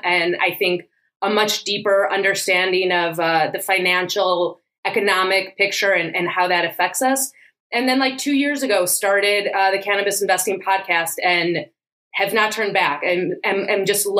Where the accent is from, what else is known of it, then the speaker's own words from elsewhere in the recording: Chicago, Illinois, United States; moved away as an adult; also born or lived in New York; now in Israel; I grew up in Chicago.